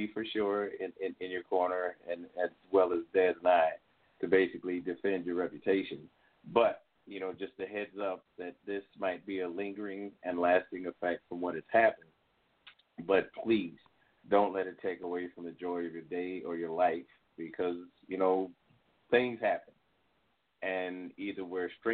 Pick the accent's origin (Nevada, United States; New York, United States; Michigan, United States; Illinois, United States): Illinois, United States; moved away as an adult; also born or lived in Mississippi; I was from Illinois